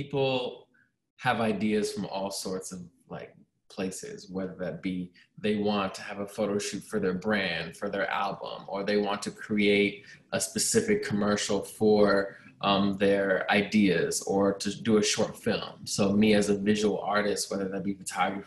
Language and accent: English; Northern Virginia, United States; moved away as an adult; now in Chicago, United States; I'm from Northern Virginia, and I moved to Chicago